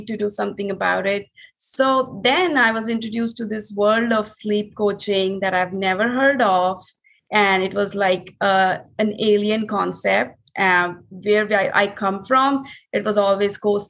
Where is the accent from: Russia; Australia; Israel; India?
India; moved away as an adult; now in Miami, United States; we are originally from India. And we moved to Miami in 2017